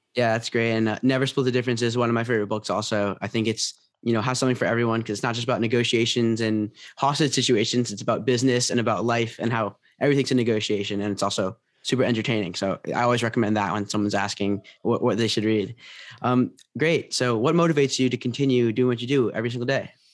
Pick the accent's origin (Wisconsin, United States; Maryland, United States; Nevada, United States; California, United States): Maryland, United States; Potomac; moved away as an adult; now in New Orleans, United States; I'm from Washington, D C area, Pot-, uh, Potomac, Maryland, but, um, I go to Tulane right now